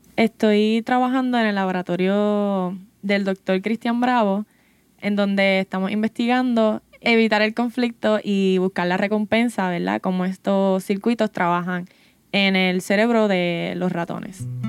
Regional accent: Santa Isabel, Puerto Rico; soy del pueblo de Santa Isabel, Puerto Rico

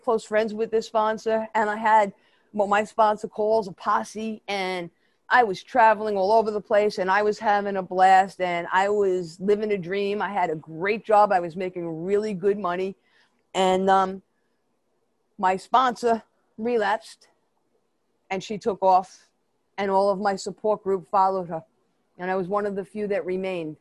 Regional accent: New York City, New York, United States; accent: Brooklyn; I grew up in Brooklyn, if you can't tell my New York accent, it's really a Brooklyn accent

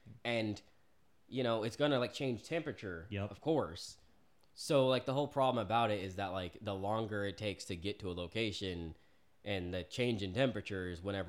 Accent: Oklahoma, United States; also born or lived in Florida; I grew up in Oklahoma. I was born in Florida. I was a military kid, so I've been around. I have family in Texas.

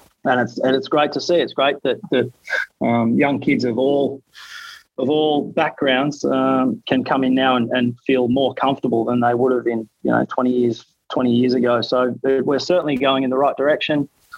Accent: Narrandera, New South Wales, Australia; moved away; Growing up in Narandra, I loved it down there. I've still got all my family down there. My old man still lives there

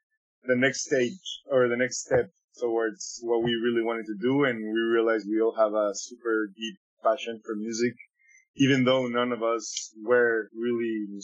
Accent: Ecuador; now in Vancouver, Canada; Me and Alonso, we're from Ecuador

